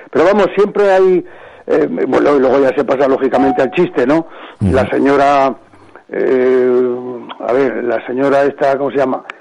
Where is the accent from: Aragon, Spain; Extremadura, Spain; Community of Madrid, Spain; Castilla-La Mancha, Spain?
Aragon, Spain; Zaragoza; A mí se me nota que soy de Zaragoza donde vaya